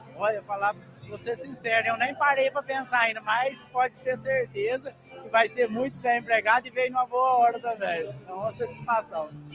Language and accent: Portuguese; Nova Resende, Minas Gerais, Brazil; eu sou de Nova Resende